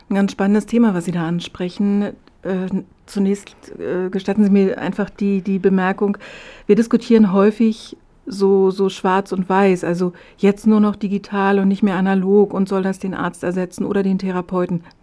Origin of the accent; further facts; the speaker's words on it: Berlin, Germany; Ich komme ja ursprünglich aus Berlin